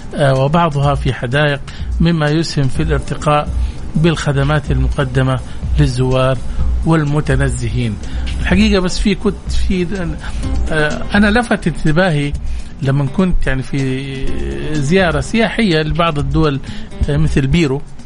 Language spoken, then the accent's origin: Arabic; Saudi Arabia; احنا كمجتمع سعودي مسلم